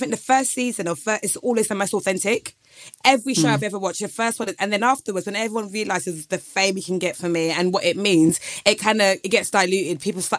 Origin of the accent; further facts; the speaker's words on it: Essex, East of England, United Kingdom; Chloe is from Essex and I'm from Essex.